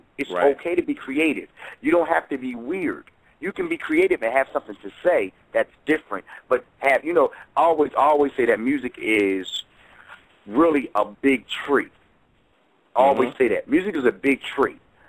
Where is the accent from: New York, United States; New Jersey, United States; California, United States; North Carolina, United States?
New Jersey, United States; I come from New Jersey, so I come from a different cup.